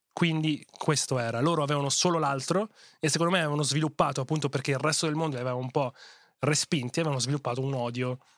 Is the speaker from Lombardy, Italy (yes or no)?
no; Veneto, Italy; Crescendo eh, in Veneto, cioè, non è che devi radicalizzare, è quello che ti insegnano quando cominci a fare i primi passi.